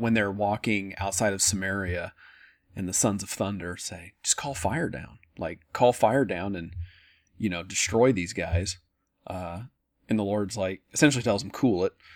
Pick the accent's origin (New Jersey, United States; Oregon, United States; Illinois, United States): Oregon, United States; I'm from Oregon, uh, very liberal, uh, the state, not me